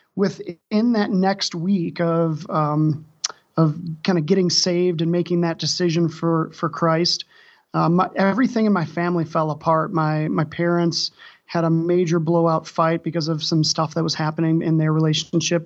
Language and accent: English; Wisconsin, United States; also born or lived in Saint Louis, Missouri; now in Denver, United States; I'm originally from Wisconsin